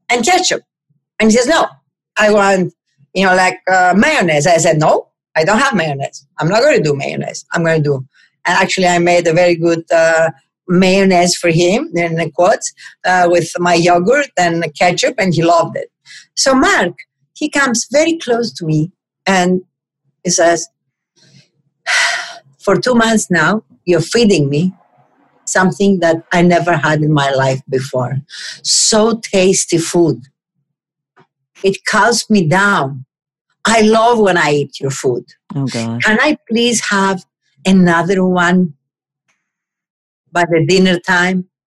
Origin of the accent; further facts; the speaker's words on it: Greece; moved away as an adult; now in New York, United States; We have the same people in the kitchen since eight and a half years ago, almost nine now, that since I came from Greece.